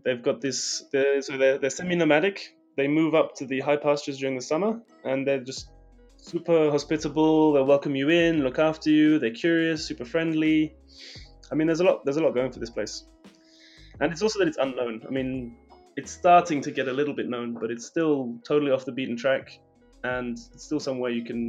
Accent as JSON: {"language": "English", "country": "Kyrgyzstan", "said": "I'm from Kyrgyzstan, but..."}